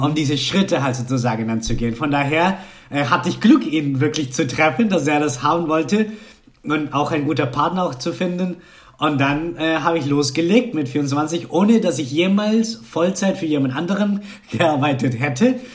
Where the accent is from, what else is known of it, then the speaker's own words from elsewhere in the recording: Colombia; German is a second language; moved away; also born or lived in Cologne, Germany; ich war Kolumbianer, ich konnte noch nicht so richtig so gut Deutsch sprechen können